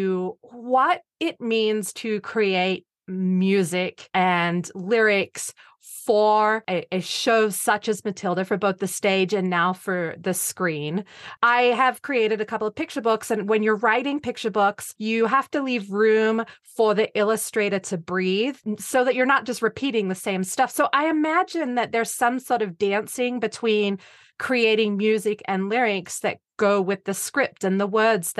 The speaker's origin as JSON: {"language": "English", "country": "Australia", "said": "We're both Australian"}